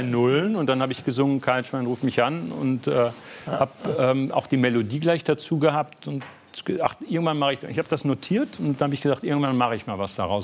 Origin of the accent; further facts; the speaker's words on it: North Rhine-Westphalia, Germany; moved away as an adult; also born or lived in Berlin; als Westfale